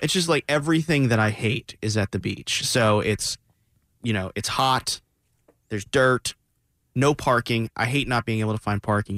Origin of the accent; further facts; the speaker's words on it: South Florida, United States; I grew up, I grew up in South Florida